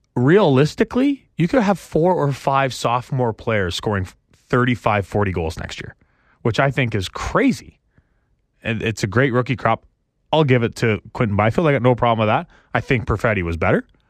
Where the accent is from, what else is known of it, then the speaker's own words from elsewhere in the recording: Canada; I'm not from here. I'm from Canada.